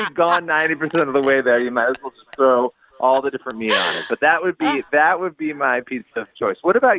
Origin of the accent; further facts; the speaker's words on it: Rochester, New York, United States; I grew up in Rochester, New York.